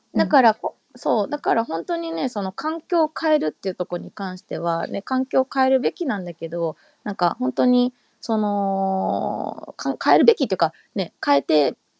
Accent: Osaka, Japan; 大阪の私の実家

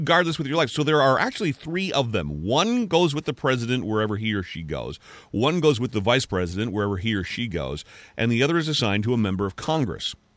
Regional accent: Canada; I'm a Canadian

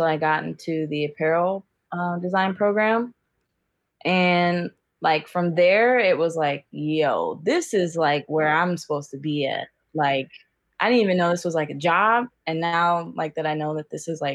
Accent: Cincinnati, Ohio, United States; now in Portland, United States; I'm from Cincinnati, and right now I'm living in Portland.

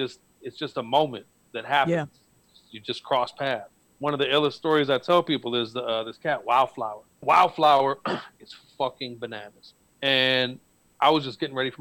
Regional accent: Detroit, Michigan, United States; I'm from Detroit

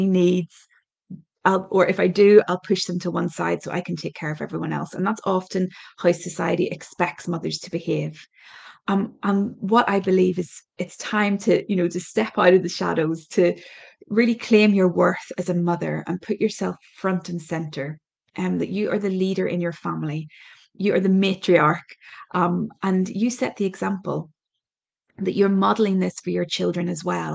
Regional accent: Ireland; My background is I'm Irish

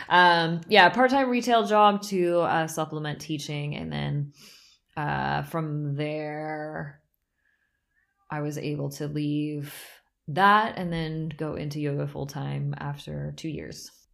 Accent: Southern California, United States; moved away as an adult; also born or lived in San Francisco, United States; now in Berlin, Germany; I grew up in Southern California

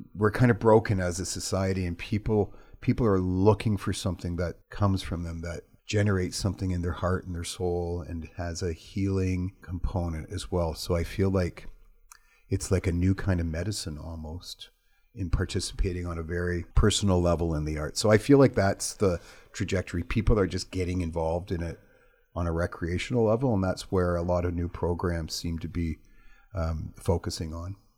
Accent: Toronto, Ontario, Canada; moved away as an adult; now in Prince George, Canada; I'm from Toronto

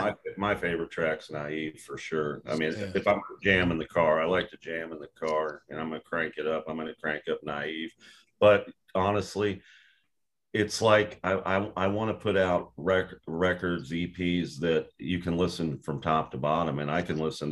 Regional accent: Houston, Texas, United States; also born or lived in Cincinnati, Ohio; And I was born in Ohio in Cincinnati, but I spent 6 years growing up in Houston. That's the longest I ever lived anywhere before I graduated high school.

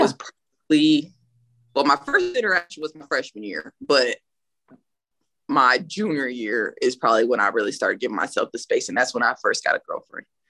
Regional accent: Burlington, Iowa, United States; also born or lived in California; now in San Antonio, United States; I'm from Burlington, Iowa

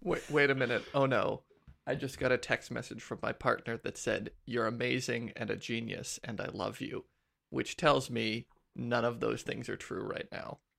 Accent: Ladysmith, British Columbia, Canada; also born or lived in Saskatchewan; now in Ottawa, Canada; I was raised in B C

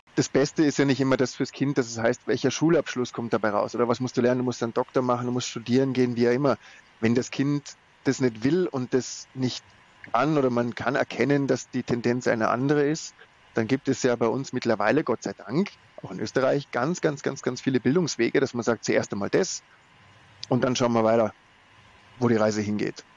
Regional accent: Germany; bei uns in Deutschland

